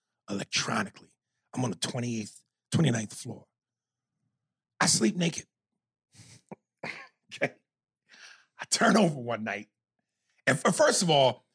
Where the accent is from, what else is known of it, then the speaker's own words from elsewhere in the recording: New York, United States; moved away; I'm from New York